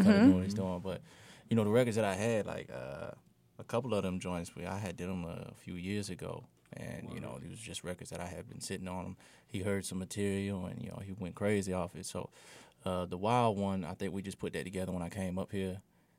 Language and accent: English; Fort Smith, Arkansas, United States; moved away as an adult; I'm from Fort Smith.